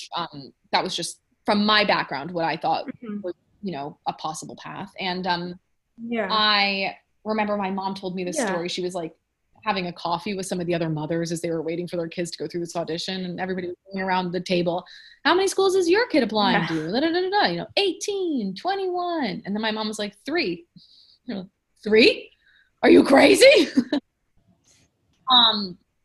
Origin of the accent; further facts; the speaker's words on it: New York City, New York, United States; also born or lived in Ann Arbor, Michigan; I grew up in New York. I wanted to stay in New York